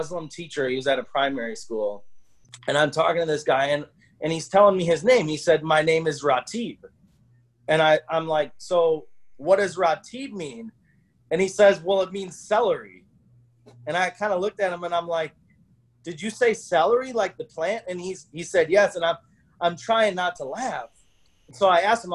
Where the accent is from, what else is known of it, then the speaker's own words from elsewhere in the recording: United States; I'm this guy from America